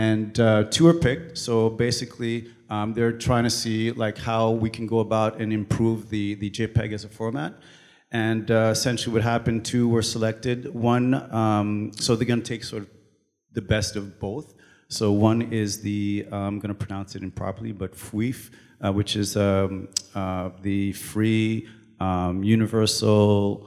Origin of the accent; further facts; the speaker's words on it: Canada; first language French; English is a second language; also born or lived in Toronto; I'm Canadian and I live in Toronto